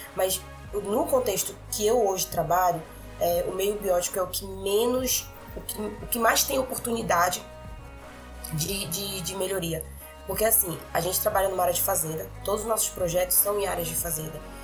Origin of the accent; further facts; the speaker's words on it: Belém, Pará, Brazil; moved away as an adult; now in Carajás, Brazil; Eu sou de Belém, mas eu tô morando em Carajás